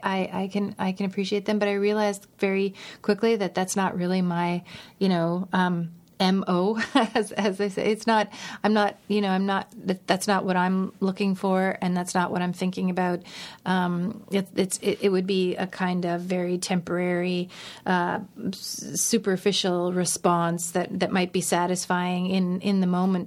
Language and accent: English; Steinbach, Manitoba, Canada; Steinbach, which is my, my hometown